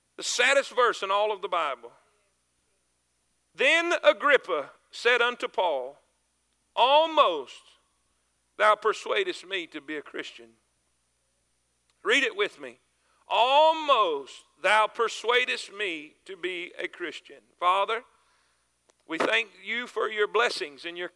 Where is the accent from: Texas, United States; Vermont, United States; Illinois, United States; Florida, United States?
Florida, United States; near Cocoa Beach, South; I grew up in South Florida, not far from Cocoa Beach and Kennedy Space Center.